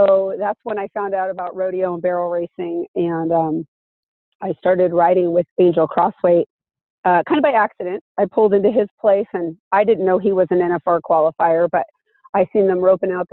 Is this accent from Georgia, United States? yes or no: no; Anaheim, California, United States; I grew up in Anaheim, actually, right next to Disneyland